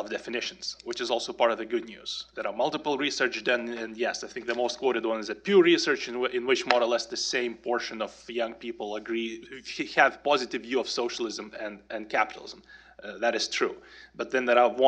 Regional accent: Lithuania; moved away as an adult; now in Atlanta, United States; Well, now I live in Atlanta, Georgia, but I was born and raised in Lithuania on the wrong side of the Iron Curtain

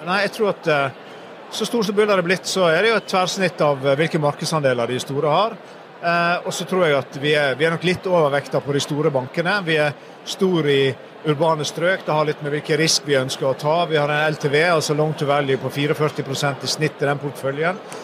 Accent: Sogn og Fjordane, Vestland, Norway; moved away; du snakker til en fyr som var født og oppvokst i Sogn og Fjordane

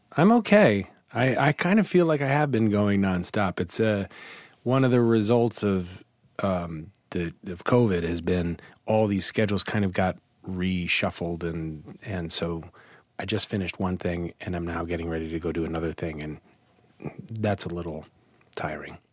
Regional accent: Kansas City, Kansas, United States; moved away as an adult; also born or lived in California; now in New York, United States; I was actually in Kansas City on the other side. I was on, kind of on the border of Missouri and Kansas.

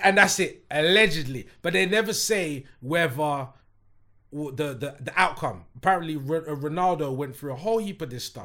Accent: London, United Kingdom; not only am I from London, I'm from West London.

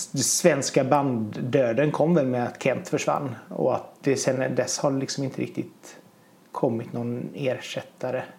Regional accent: Hunnebostrand, Västra Götaland, Sweden; jag kommer från Hundbostrand

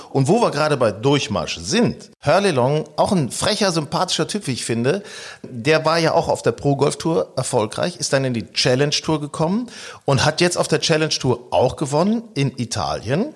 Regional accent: Northern Germany, Germany; also born or lived in Hanover; Wir stammen ja aus Norddeutschland

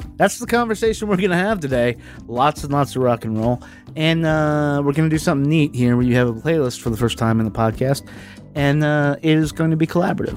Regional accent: Southwest Virginia, United States; growing up in Southwest Virginia

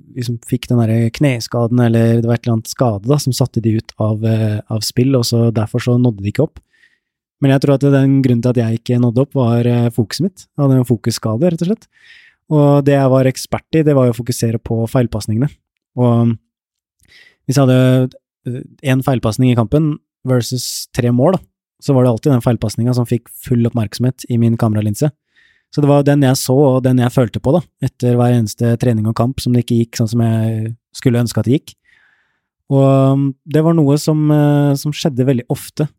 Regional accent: Ørje, Østfold, Norway; jeg vokste opp et sted i Indre Østfold, et sted som heter Ørje

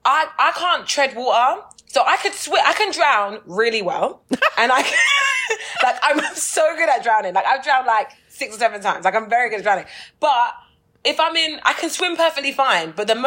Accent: England, United Kingdom; I'm like, where would I swim? I'm from England.

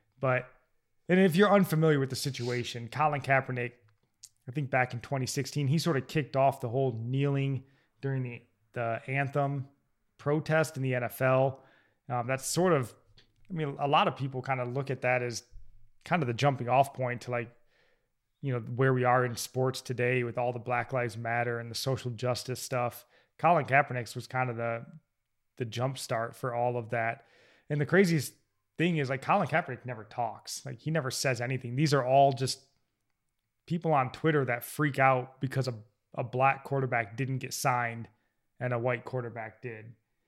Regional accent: Michigan, United States; I'm from Michigan

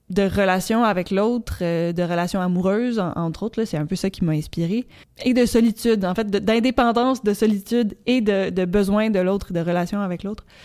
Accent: Petite-Vallée, Quebec, Canada; now in Montreal, Canada; je viens de Petite-Vallée et j'habite à Montréal.

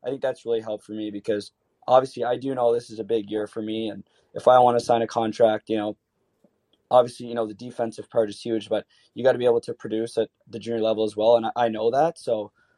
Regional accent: Canada; as a Canadian player

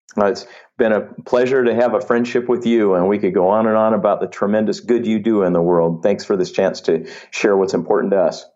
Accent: Vallejo, California, United States; raised primarily in Northern California

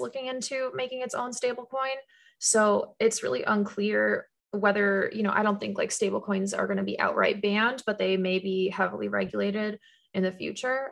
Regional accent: Canada; moved away; I grew up in Canada

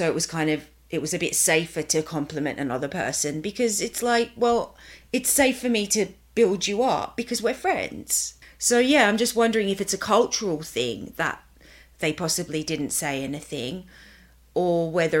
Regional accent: Sydney, New South Wales, Australia; moved away; also born or lived in Italy / London; Growing up in Australia, at least where I grew up

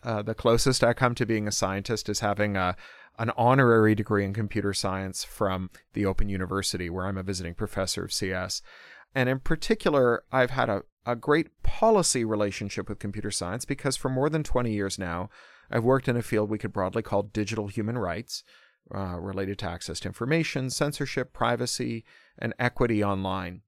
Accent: Toronto, Ontario, Canada; I grew up specifically in Toronto in the nineteen eighties

